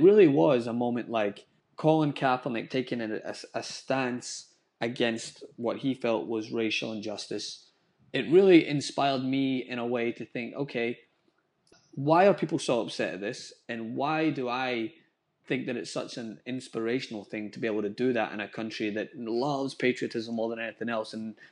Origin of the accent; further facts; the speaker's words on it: Scotland, United Kingdom; now in United States; I grew up in Scotland where race wasn't really a conversation